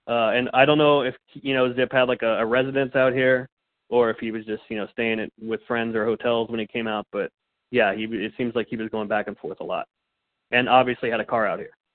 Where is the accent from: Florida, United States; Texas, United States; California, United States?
California, United States; Fullerton; also born or lived in rural Colorado / Phoenix, Arizona; now in Los Angeles, United States; I was born in Orange County, California. So I was born in Southern California out in the uh, the suburbs in uh, kind of the Fullerton Fullerton Brea area. And then uh, for a time, I lived in rural Colorado on a farm